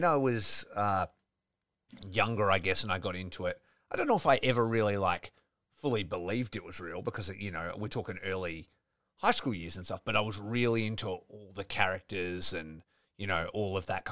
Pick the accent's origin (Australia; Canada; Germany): Australia; Geraldton, Western Australia; I grew up in Geraldton, which is 4 hours sort of, you know, north of here.